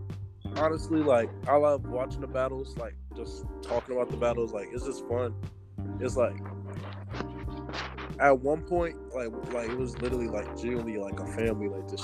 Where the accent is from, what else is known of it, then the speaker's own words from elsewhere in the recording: the Carolinas, United States; also born or lived in Fayetteville / Columbia / Charlotte / Harrisburg; Well, I grew up like all around the Carolinas. I was in Fayetteville, Columbia, Charlotte, Harrisburg.